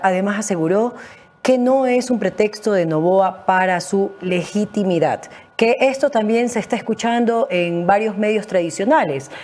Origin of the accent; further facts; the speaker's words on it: Guayaquil, Guayas, Ecuador; soy de Guayaquil